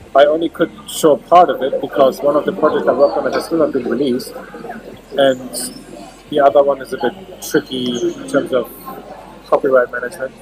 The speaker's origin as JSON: {"language": "English", "country": "Germany", "tie": "born or raised there", "moved": "yes", "lives_now": "Singapore", "said": "I grew up in Germany"}